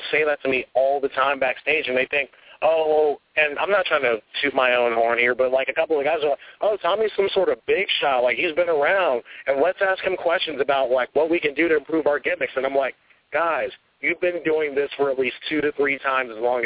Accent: Charlotte, North Carolina, United States; also born or lived in the North; I'm from Charlotte, North Carolina

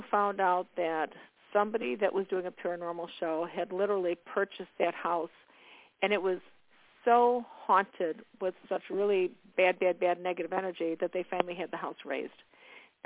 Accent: Chicago, Illinois, United States; now in Indiana, United States; I'm in Indiana now. I was born and raised in Chicago

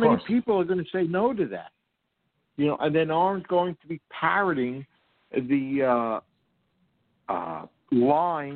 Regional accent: New York City, New York, United States; I grew up in New York City slum.

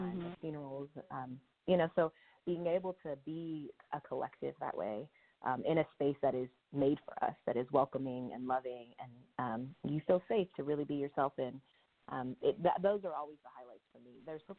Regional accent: Sacramento, California, United States; moved away as an adult; now in Oakland, United States; I'm originally from Sacramento area

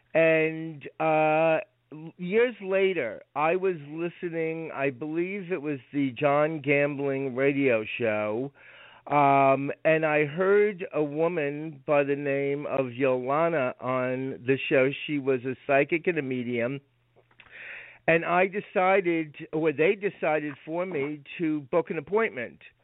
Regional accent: Rockland County, New York, United States; I was raised in Rockland County, New York

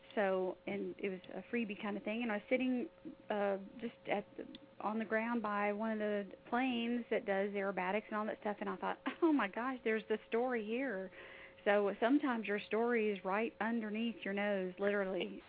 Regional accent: Alaska, United States; I was born in Alaska

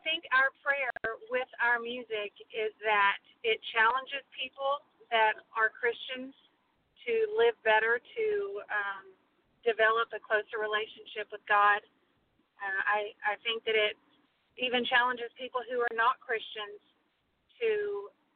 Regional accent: Midland, Texas, United States; moved away as an adult; also born or lived in Houston, Texas / Oklahoma; now in Fort Worth, United States; We are both native Texans. I was born in Houston, and we kind of moved around a lot with my dad being a pastor. But we settled down in the Odessa Midland area when I was probably, I think, in third grade

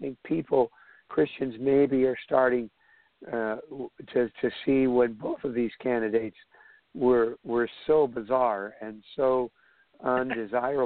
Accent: United States; We are Americans

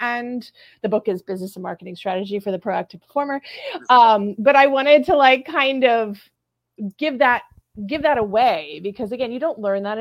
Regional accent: Southern California, United States; moved away as an adult; also born or lived in New England; now in New York, United States; born and raised, Southern California girl

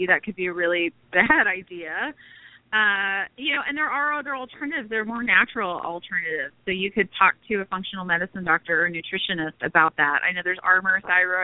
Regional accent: Texas, United States; moved away as an adult; now in Florida, United States; I'm from Texas, but like I said, my husband's military, so we've traveled all over the place. We are currently in Florida.

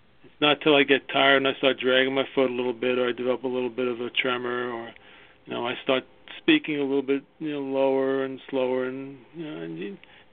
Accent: New York, United States; I started in New York. I was born in New York, as you can tell by my accent.

